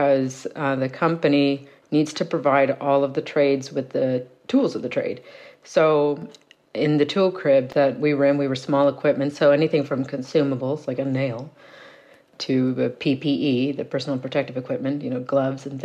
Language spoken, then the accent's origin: English; Cape Breton, Nova Scotia, Canada; moved away as an adult; also born or lived in Fort McMurray; growing up in Cape Breton, we had lived through so much economic collapse by that point